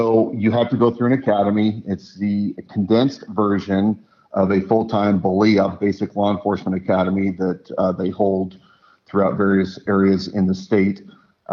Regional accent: Spokane, Washington, United States; moved away as an adult; now in Idaho, United States; I grew up in the Spokane area.

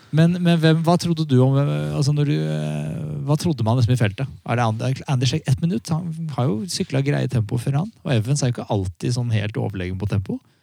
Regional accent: Norway

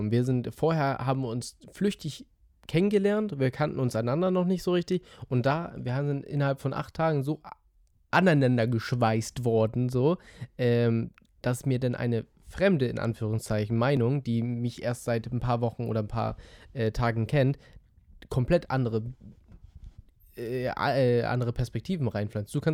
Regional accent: Schleswig-Holstein, Germany; ich komme aus Dittmarschen, ähm, alle äh, liebe Grüße an alle Dittmarscher, die gerade zuhören.

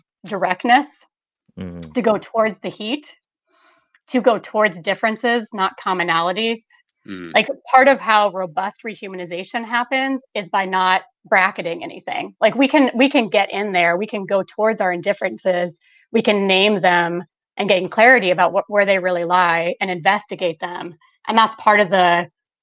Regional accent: Bloomington, Illinois, United States; I grew up in central Illinois, 3 hours south of Chicago

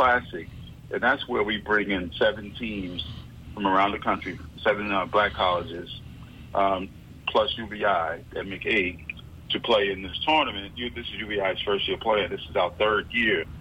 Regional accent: Newark, New Jersey, United States; moved away as an adult; also born or lived in Irvington, New Jersey / Charlotte, North Carolina; now in New York City, United States; I was born in Newark, New Jersey

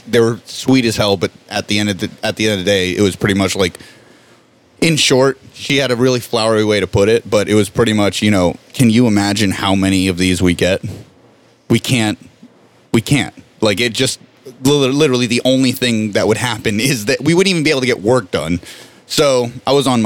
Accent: Miami, Florida, United States; I'm from Miami

